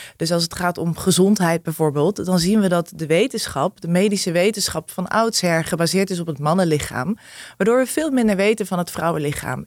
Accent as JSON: {"language": "Dutch", "town": "Arnhem", "region": "Gelderland", "country": "Netherlands", "tie": "born or raised there", "said": "die verschillende wijken in Arnhem, waar ik opgegroeid ben gegroeid"}